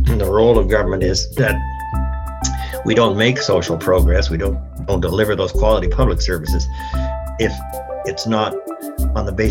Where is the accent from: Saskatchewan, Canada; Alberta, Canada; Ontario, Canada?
Saskatchewan, Canada; Regina; My grandfather I grew up in Regina. So, yeah, so I think very highly of that place.